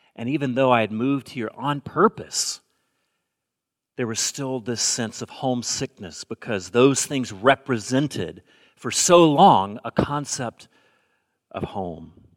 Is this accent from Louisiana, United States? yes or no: no; Alabama, United States; moved away as an adult; also born or lived in Bay Area; now in Portland, United States; I grew up in the South, and when people ask me if I'm going home for the holidays. That generally means, am I going home to Alabama?